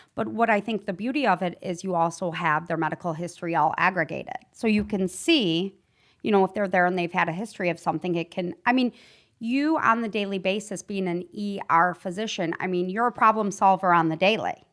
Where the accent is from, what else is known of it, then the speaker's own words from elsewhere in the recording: Flint, Michigan, United States; growing up in Flint, McLaren was our staple hospital.